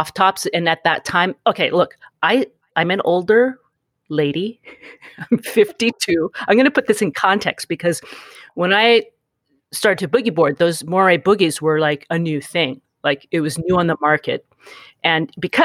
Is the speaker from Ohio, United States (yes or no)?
no; Honolulu, Hawaii, United States; now in New York, United States; I was born in Honolulu, mm-hmm. and I grew up on the South Shore